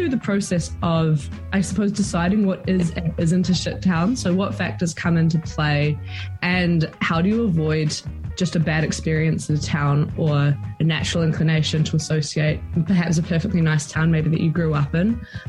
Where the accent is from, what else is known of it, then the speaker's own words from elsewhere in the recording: Timaru, Canterbury, New Zealand; I'm from Timaru